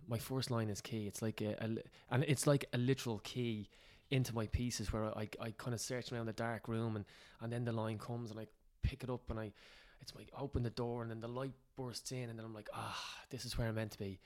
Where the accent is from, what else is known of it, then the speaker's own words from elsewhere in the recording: Ireland; we're Irish